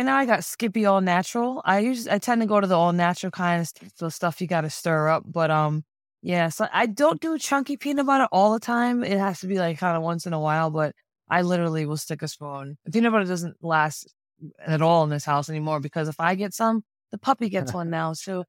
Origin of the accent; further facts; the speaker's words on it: Seekonk, Massachusetts, United States; more history about my tribe, I'm from the Sikonke clan or the Black Goose clan of the Wampanoag Nation. There's like, I gotta say, 9 different bands or clans in the Wampanoag Nation. I come from Sikonke or Sikonk.